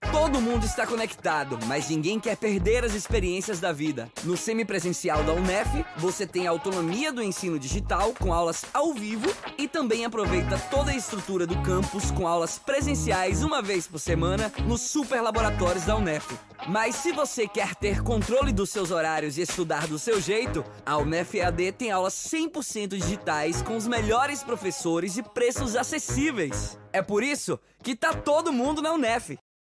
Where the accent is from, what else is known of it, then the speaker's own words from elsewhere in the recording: Salvador, Bahia, Brazil; moved away as an adult; also born or lived in Feira de Santana; eu sou de Salvador, vim morar em feira com 19 anos mais ou menos.